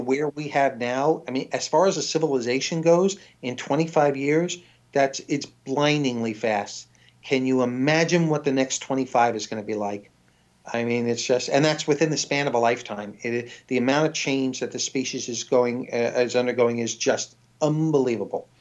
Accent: New York City, New York, United States; also born or lived in Washington; now in London, United Kingdom; originally New York City

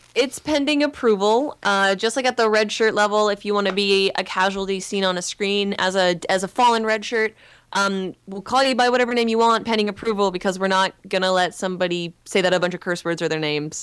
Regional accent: Stratford, Ontario, Canada; moved away as an adult; now in Los Angeles, United States; I'm in Los Angeles and in the United States 'cause I'm Canadian

